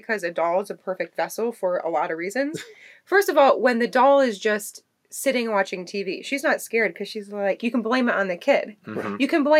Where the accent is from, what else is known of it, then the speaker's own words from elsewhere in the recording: Chicago, Illinois, United States; as a Chicagoan